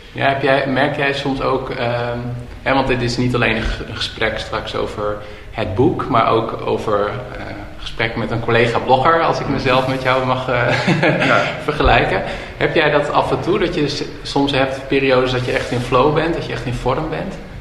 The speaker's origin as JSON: {"language": "Dutch", "country": "Netherlands", "said": "Ik kom uit Hoge"}